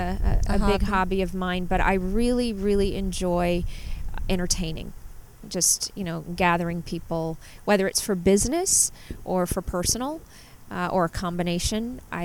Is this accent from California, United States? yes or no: yes; Southern California, United States; moved away as an adult; also born or lived in New Orleans, Louisiana; now in Napa, United States; I was just under 5 when we moved to Southern California. Okay. So I grew up in Southern California.